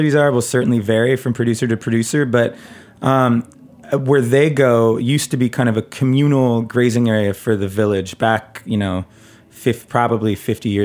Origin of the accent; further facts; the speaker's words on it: United States; growing up in America, drinking cow's milk